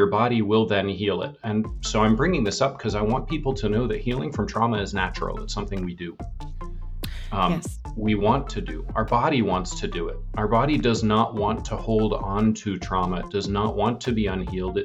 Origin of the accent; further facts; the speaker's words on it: Vermont, United States; now in California, United States; my parents still live in the house that they bought the week after I was born in Vermont